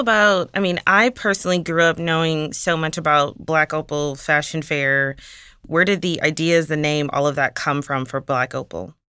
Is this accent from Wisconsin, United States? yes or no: yes; Milwaukee, Wisconsin, United States; I'm actually from Milwaukee, so not very far